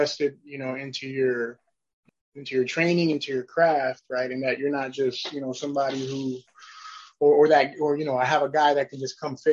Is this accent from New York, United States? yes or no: yes; New York, United States; moved away; I'm originally from New York